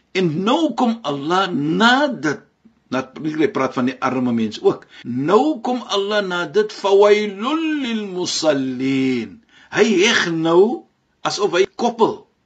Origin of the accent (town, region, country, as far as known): South Africa